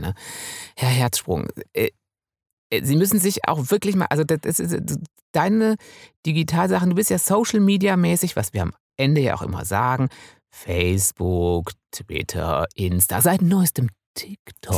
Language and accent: German; Münsterland, North Rhine-Westphalia, Germany; now in Bavaria, Germany; ich komme ja aus dem Münsterland